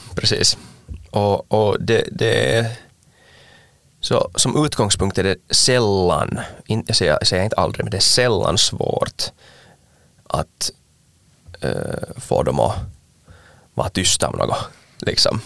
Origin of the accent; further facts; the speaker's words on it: Ekenäs, Uusimaa, Finland; jag är från Ankenäs